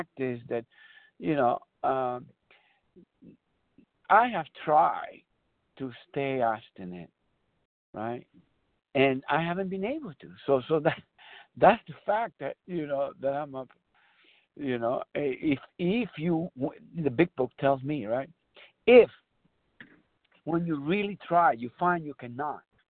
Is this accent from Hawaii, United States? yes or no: no; San Bernardino, California, United States; I'm from San Bernardino, California.